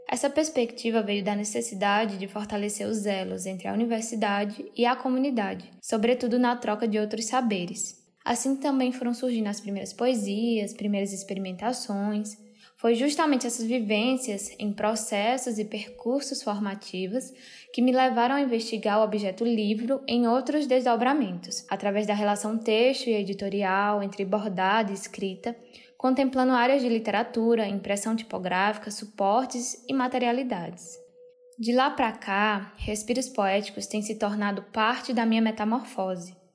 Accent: Crato, Ceará, Brazil; born there; moved away as an adult; also born or lived in Salvador; sou designer, escritora, artista visual e pesquisadora. Nasci no Ceará, em Crato, mas me mudei para Salvador para fazer faculdade.

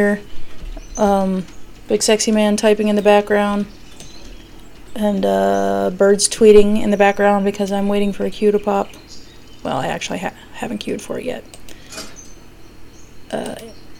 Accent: Pennsylvania Dutch territory, United States; I'm from Pennsylvania Dutch territory

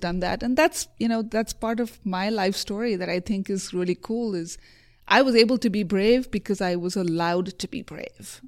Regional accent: India; moved away; also born or lived in Provo, Utah; I grew up in India.

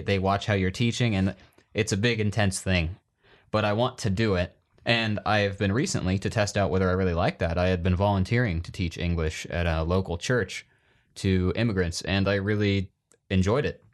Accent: Iowa, United States; growing up in Iowa

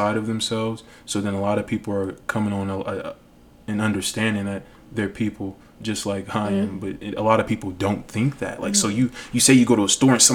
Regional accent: Las Vegas, Nevada, United States; growing up in Vegas

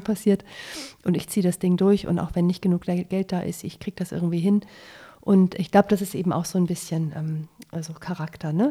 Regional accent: Germany; also born or lived in Munich; bei uns in Deutschland

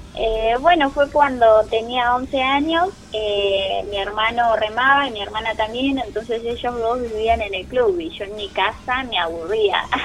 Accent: Zárate, Buenos Aires Province, Argentina; yo soy de Zárate, y cuando volví a Zárate

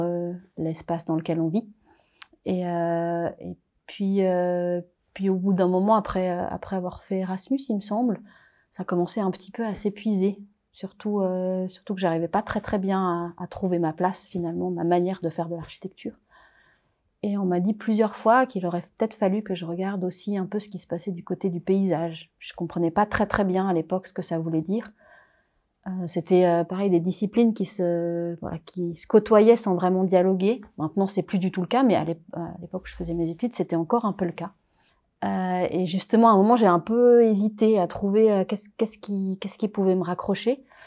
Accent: Paris region, Île-de-France, France; also born or lived in Réunion; now in Geneva, Switzerland; je suis réunionnaise, mais j'ai grandi en métropole, dans une famille réunionnaise donc en région parisienne

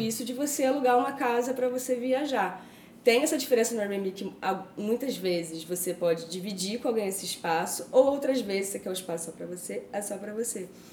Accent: Rio de Janeiro, Brazil; now in São Paulo, Brazil; Eu sou carioca.

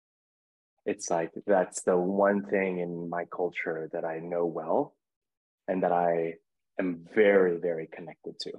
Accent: United States; moved away as an adult; now in Mexico; growing up in America, I didn't have a Filipino history lesson

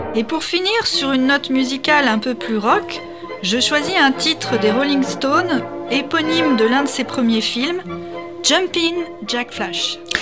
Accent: France; nous, en tant que Français

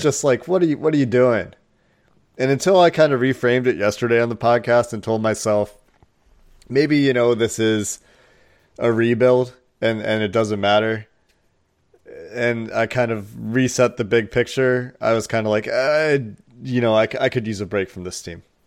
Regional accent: Cincinnati, Ohio, United States; also born or lived in Chicago; I grew up in Cincinnati. I lived in Cincinnati since I was two weeks old

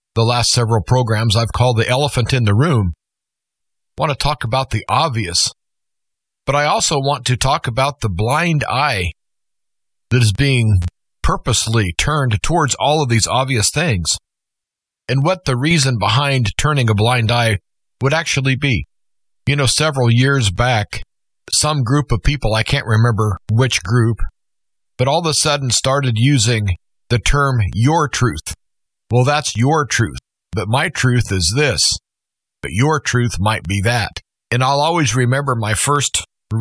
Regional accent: United States; as an American

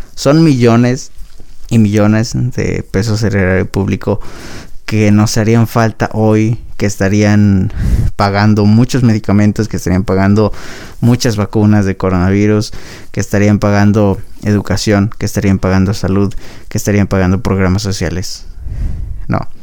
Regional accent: Mexico

